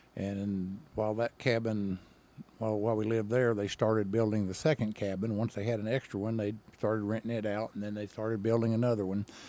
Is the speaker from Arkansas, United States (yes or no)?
yes; Henderson, Arkansas, United States; I grew up in, uh, if you're not from that part of the state, you won't even know where this is Henderson, Arkansas